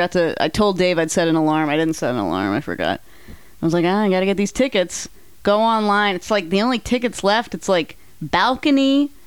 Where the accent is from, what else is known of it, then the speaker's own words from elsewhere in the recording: Hollister, California, United States; And I'm from Hollister.